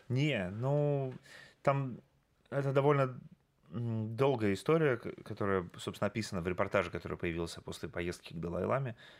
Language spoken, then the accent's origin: Russian; Yekaterinburg, Sverdlovsk Oblast, Russia; в моем родном городе, в Екатеринбурге